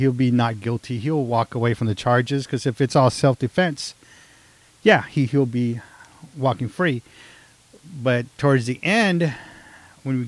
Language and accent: English; Texas, United States; I'm from Texas